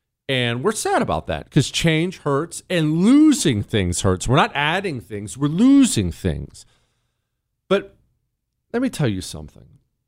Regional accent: Toronto, Ohio, United States; also born or lived in Steubenville / Montana; You know, I was born in Ohio, Toronto, Ohio. Actually, born in Steubenville, but we lived in Toronto, Ohio, tiny little town.

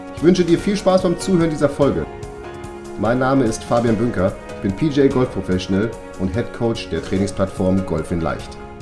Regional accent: Münster, North Rhine-Westphalia, Germany; ich komme ja aus Münster

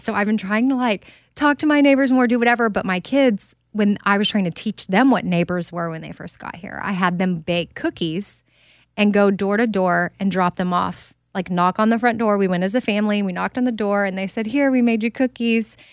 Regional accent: Texas, United States; also born or lived in Haiti; I'm from Texas

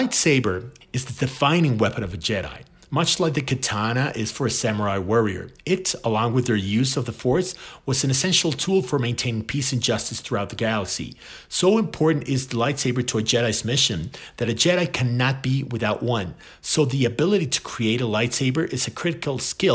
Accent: Mexico; I'm from Mexico.

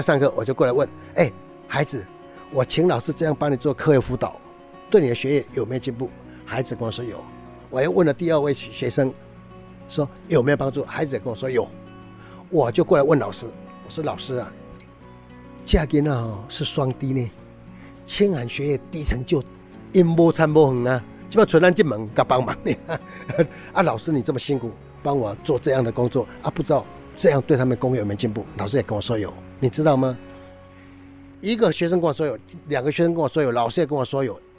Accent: Minxiong, Chiayi County, Taiwan; moved away; also born or lived in Taipei; 我看到我的家乡，我的家乡没有书店呢

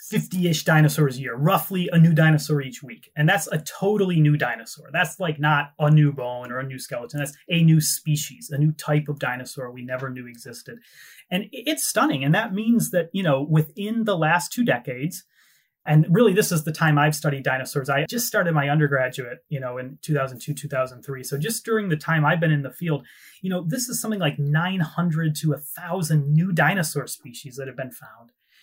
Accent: United States; moved away as an adult; also born or lived in Britain; now in United Kingdom; people like me growing up in America

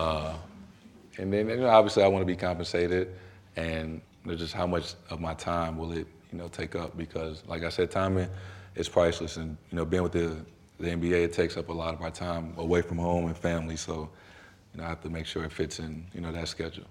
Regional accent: St. Louis, Missouri, United States; moved away as an adult; also born or lived in Durham, North Carolina; now in Boston, United States; where I'm from, being from Saint Louis

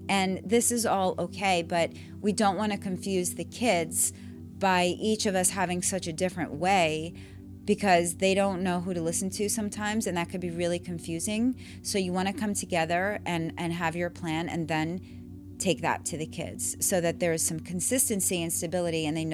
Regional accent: New York, United States; moved away as an adult; I grew up in New York, and I would say that I had a really great education system. And then I moved here and I raised my kids here

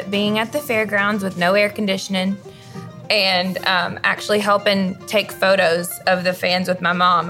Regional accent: Nashville, Tennessee, United States; born and raised in Nashville

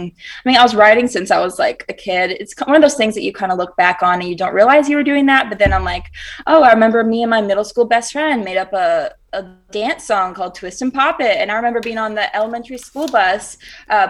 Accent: Rock Hill, South Carolina, United States; now in Nashville, United States; I'm from Rock Hill, South Carolina, and it's like right up near Charlotte, North Carolina

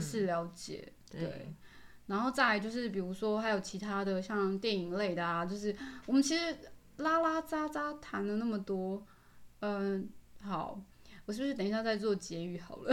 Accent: Taiwan; 那当然嘛，我是台湾人

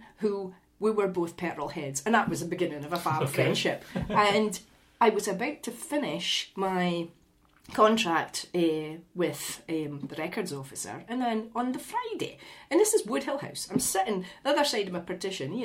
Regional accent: Aberdeenshire coast, Scotland, United Kingdom; I did Hidden Aberdeenshire, the Coast, which was my favourite, because I got to write about my hometown and my grandparents' villages

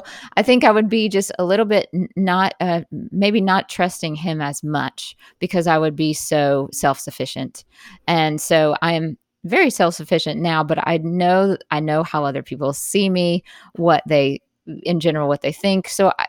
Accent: Jackson, Mississippi, United States; Like, I grew up in Jackson, Mississippi, which is not far from you.

